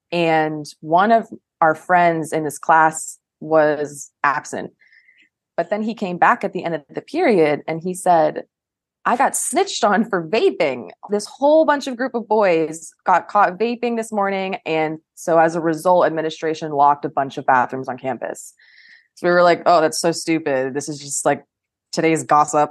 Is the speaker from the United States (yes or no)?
yes; Coral Springs, Florida, United States; moved away as an adult; now in Pentagon City, United States; I am from Coral Springs, Florida, which is South Florida, and it's about an hour north of Miami